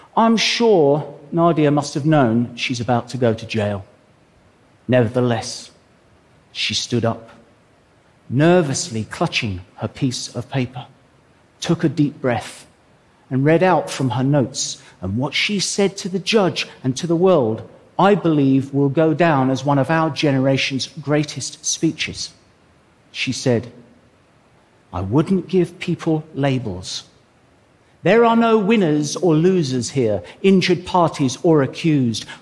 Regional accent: England, United Kingdom; I'm an Englishman

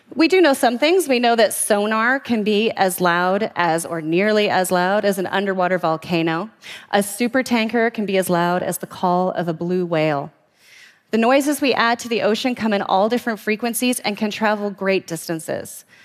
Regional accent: Vancouver, British Columbia, Canada; the waters off my hometown of Vancouver

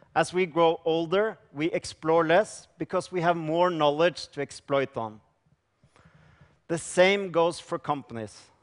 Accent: Norway; I come from Norway

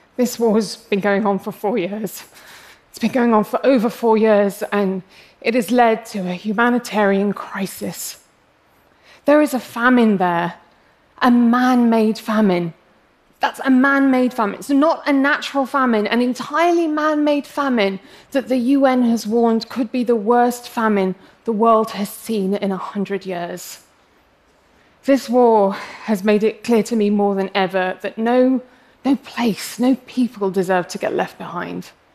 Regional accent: England, United Kingdom; accent: English; I'm English, as you can probably tell from my accent, um, but I'm actually of Arab heritage.

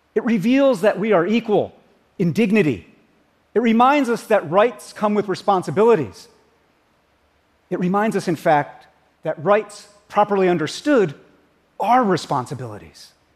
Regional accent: United States; As an American

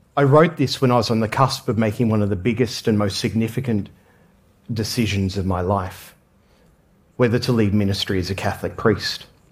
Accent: Australia; I grew up in Australia

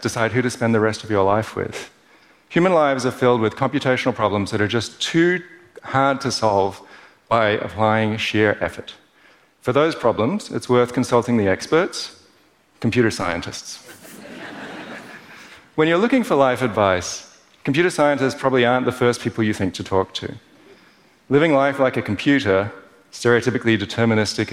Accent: Perth, Western Australia, Australia; Growing up in Perth as an overly cerebral kid

